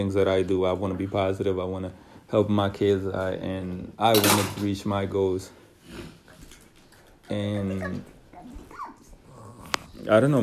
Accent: Dominican Republic; I am Dominican, obviously. I was born in the Dominican Republic

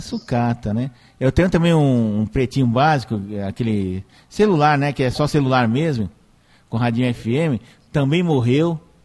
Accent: São Caetano do Sul, São Paulo, Brazil; quando eu era criança, lá no São Caetano

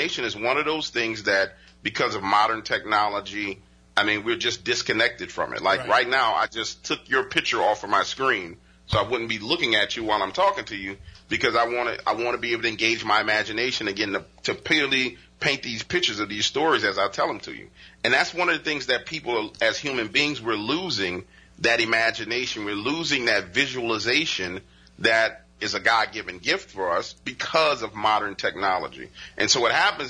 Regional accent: New Orleans, Louisiana, United States; I live in New Orleans. I was born and raised in New Orleans because they moved here.

